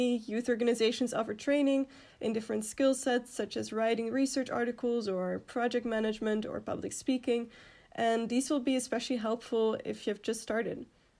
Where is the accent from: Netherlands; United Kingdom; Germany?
Netherlands; moved away as an adult; now in Belgium; So I'm from the Netherlands